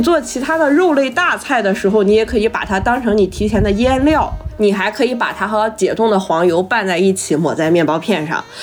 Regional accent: Shandong, China; 我的家乡

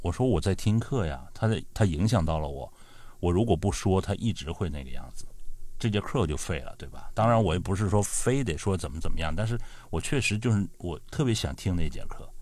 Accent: northern China, China; 我是北方人

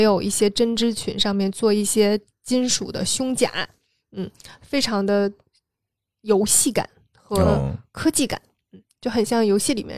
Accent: China; 我们作为，作为中国人

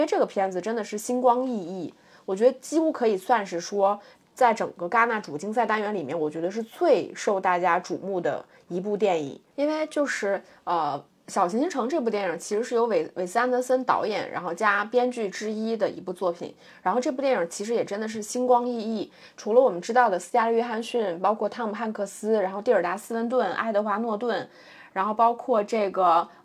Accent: China; 作为中国人

